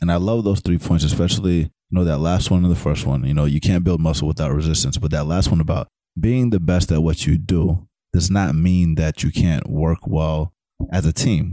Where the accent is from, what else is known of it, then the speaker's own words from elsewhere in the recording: Atlanta, Georgia, United States; growing up in Atlanta